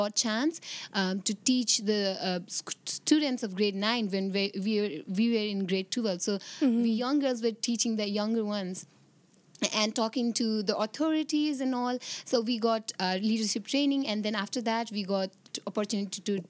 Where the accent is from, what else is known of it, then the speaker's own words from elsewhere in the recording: Nepal; I'm from Nepal